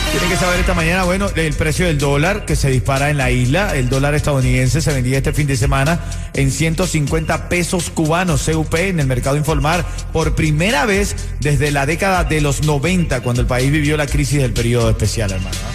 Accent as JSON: {"language": "Spanish", "country": "Venezuela", "moved": "yes", "lives_now": "Miami, United States", "said": "como venezolano"}